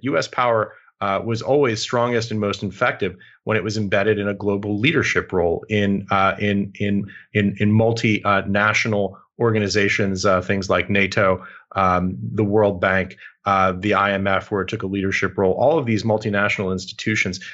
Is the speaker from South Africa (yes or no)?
no; United States; as an American